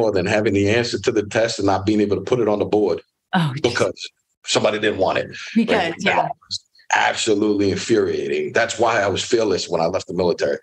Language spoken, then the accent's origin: English; Miami, Florida, United States; also born or lived in Orlando, Florida; I'm born and raised in Miami, Florida, raised by a single mom